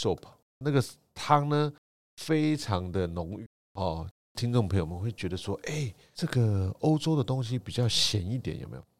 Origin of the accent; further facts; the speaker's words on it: Taiwan; 我们台湾人吃起来是觉得蛮不错的